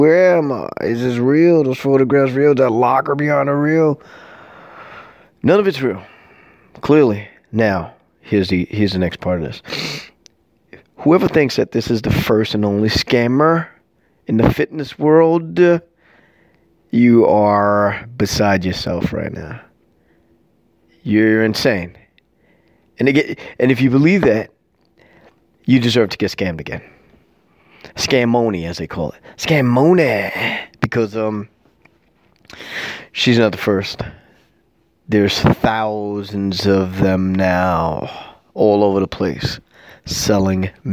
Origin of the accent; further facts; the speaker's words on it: New York City, New York, United States; I'm from New York City, born and raised